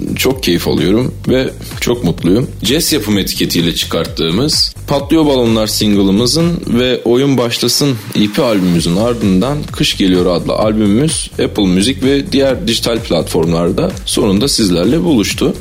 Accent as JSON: {"language": "Turkish", "region": "Ankara", "country": "Turkey", "tie": "born or raised there", "said": "Ankara doğumluyum ve Ankara'da yaşıyorum."}